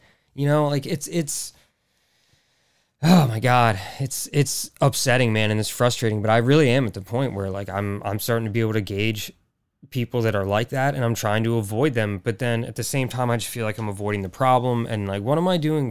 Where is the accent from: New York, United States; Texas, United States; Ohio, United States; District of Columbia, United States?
Texas, United States; Like, whatever. I'm from Texas. I'm used to it being hot.